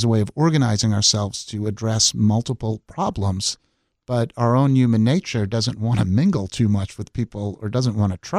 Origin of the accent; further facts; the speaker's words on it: New York, United States; The kind I grew up in on Long Island was actually oriented around a train station that took you downtown and was walkable.